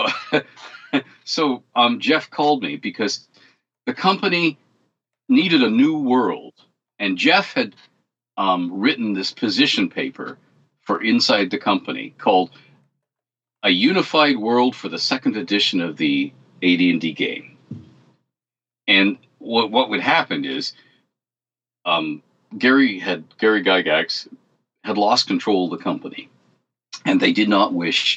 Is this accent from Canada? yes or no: yes; Canada; I'm Canadian